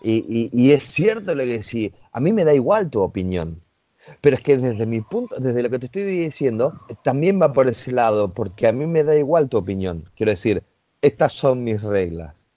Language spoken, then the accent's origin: Spanish; Rosario, Santa Fe, Argentina; en Argentina, yo soy de Rosario